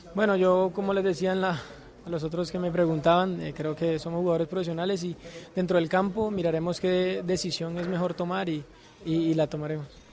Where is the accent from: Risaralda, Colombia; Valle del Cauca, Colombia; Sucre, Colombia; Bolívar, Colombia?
Bolívar, Colombia; Cartagena; mi tierra